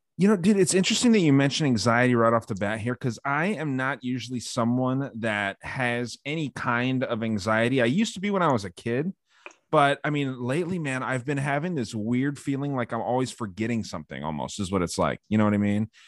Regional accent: Arizona, United States; my home state of Arizona

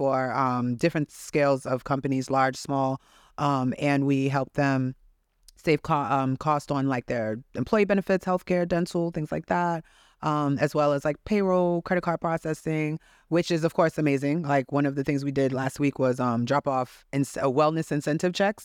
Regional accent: Haiti; I was born in Haiti

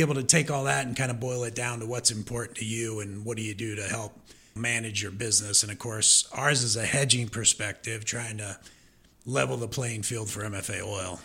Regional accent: Omaha, Nebraska, United States; moved away as an adult; also born or lived in Missouri; I'm originally from Omaha, Nebraska, so I'm a Nebraskan

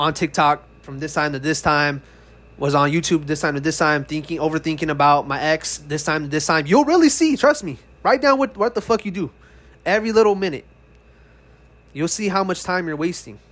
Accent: California, United States; moved away as an adult; now in Texas, United States; I was born and raised in California, but last year I moved to Texas

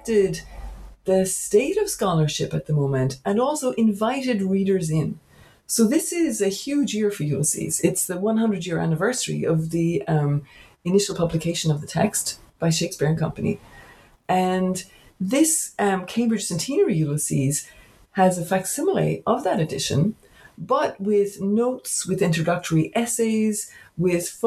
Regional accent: County Cork, Munster, Ireland; now in Berkeley, United States; I'm actually a native of Ireland. I grew up in County Cork

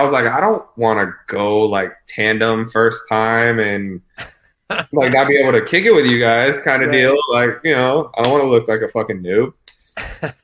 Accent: Temecula, California, United States; I'm a bartender from Temecula.

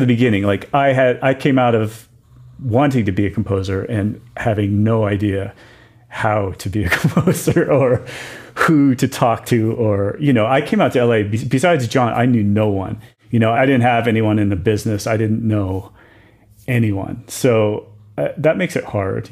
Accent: Wilkes-Barre, Pennsylvania, United States; moved away; I grew up in Pennsylvania.

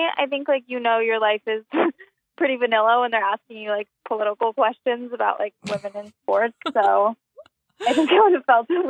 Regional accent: New York, United States; I grew up in New York.

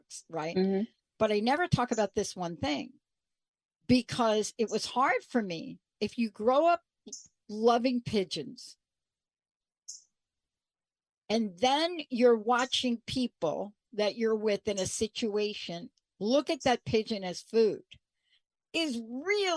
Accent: New York, United States; also born or lived in New Jersey; now in Washington State, United States; I grew up in New York

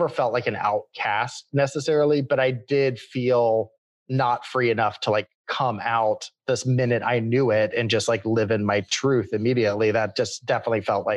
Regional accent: Austin, Texas, United States; I grew up in Austin, Texas

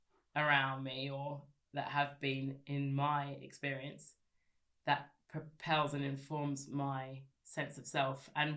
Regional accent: Scotland, United Kingdom; I'm Scottish, and as well as many things.

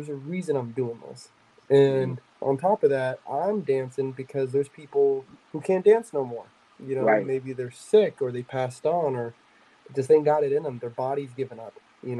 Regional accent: United States; I'm Native American.

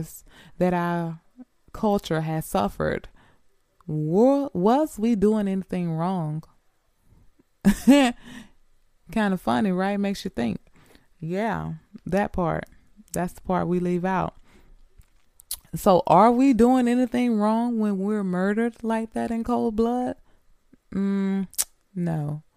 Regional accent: Greenwood, Mississippi, United States; moved away as an adult; I was born and raised in Mississippi, Greenwood, Mississippi

